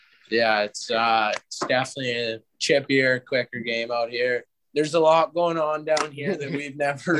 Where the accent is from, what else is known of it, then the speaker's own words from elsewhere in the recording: Siksika, Alberta, Canada; moved away; I'm from Siksigal, Alberta. It's 45 minutes out of Calgary. It's a little reservation. It's my hometown.